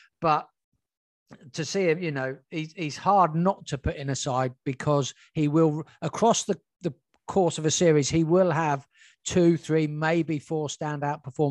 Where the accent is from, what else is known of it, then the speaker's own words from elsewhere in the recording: England, United Kingdom; as an Englishman